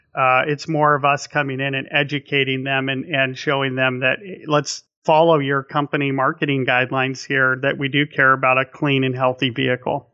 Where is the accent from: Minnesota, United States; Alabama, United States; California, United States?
California, United States; Napa; growing up in Napa